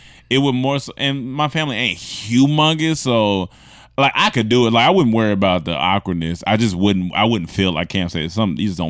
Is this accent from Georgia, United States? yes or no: yes; Atlanta, Georgia, United States; Oh, what's up, y'all? I'm from Atlanta. Grady, baby.